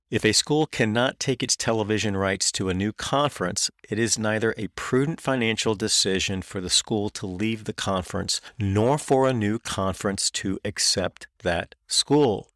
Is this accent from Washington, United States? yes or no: no; North Carolina, United States; I grew up in North Carolina